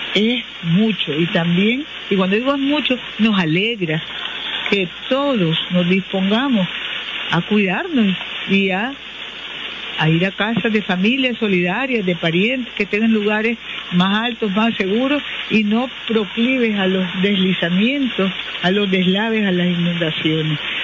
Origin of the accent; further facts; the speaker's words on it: Nicaragua; muchos, muchos nicaragüenses no hemos dormido